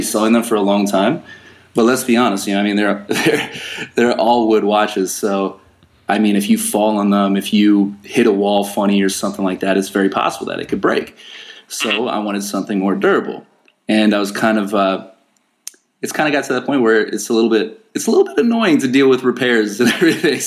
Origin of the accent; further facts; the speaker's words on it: San Diego, California, United States; I was born in San Diego, California